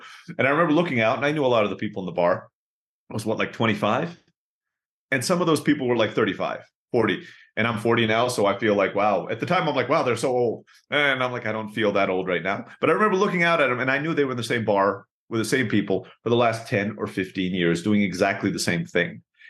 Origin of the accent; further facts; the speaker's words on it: Turkey; also born or lived in Philippines; So a little bit about my background is I was born in the Philippines, grew up in Turkey.